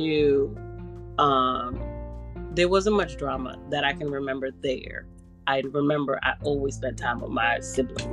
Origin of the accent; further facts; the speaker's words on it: New York City, New York, United States; I'm from New York. I lived in the Bronx